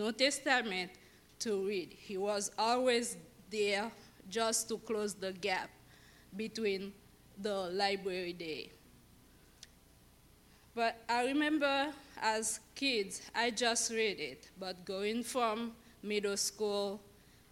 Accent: Haiti; moved away; I was born in Haiti, and I was born and raised Catholic

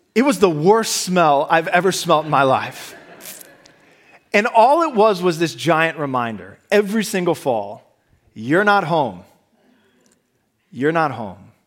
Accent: Midwest, United States; moved away as an adult; now in Boston, United States; I grew up in the Midwest and then I came here to Boston

